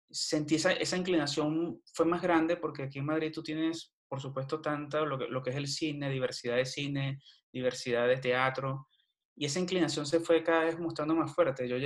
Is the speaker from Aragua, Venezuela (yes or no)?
yes; Villa de Cura, Aragua, Venezuela; also born or lived in Cagua; nací en Cagua, Estado de ah, Aragua, Estado de Aragua pero toda mi vida la viví en Villa de Cura.